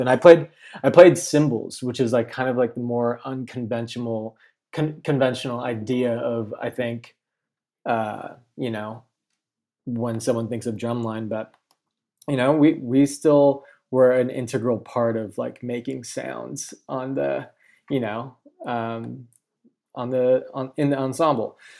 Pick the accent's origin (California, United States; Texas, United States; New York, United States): California, United States; Chino Hills; I grew up in Chino Hills, California, um, Inland Empire